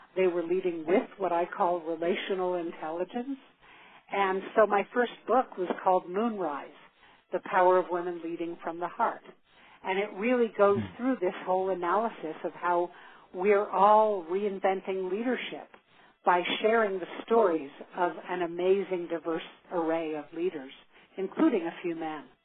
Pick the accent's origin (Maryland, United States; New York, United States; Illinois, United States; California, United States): New York, United States; New York City; I grew up in New York City, uh, the daughter of two artists